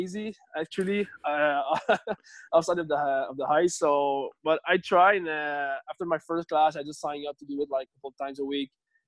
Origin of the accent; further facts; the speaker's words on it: Richelieu, Quebec, Canada; English is a second language; moved away as an adult; also born or lived in Montreal; now in north of Montreal, Canada; I grew up in a little city. It's called, in French, it's called Richelieu